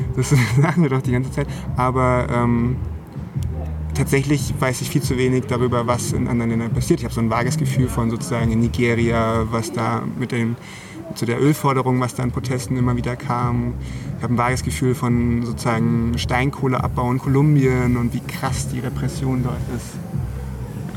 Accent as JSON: {"language": "German", "country": "Germany", "said": "als Deutsche"}